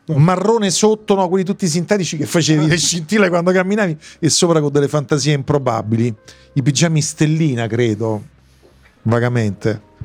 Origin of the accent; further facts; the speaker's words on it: Rome, Lazio, Italy; io sono cresciuto di fatto a Piazza Vittorio, via Alfredo Cappellini